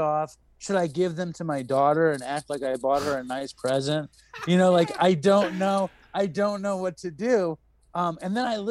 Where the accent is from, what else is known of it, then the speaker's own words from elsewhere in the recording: New York City, New York, United States; I grew up in New York City